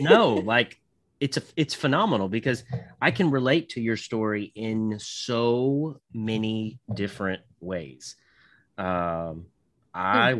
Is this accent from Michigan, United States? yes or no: no; Southern Indiana, United States; moved away as an adult; I was born in Southern in- Indiana, excuse me, and I lived there for about 20 years or so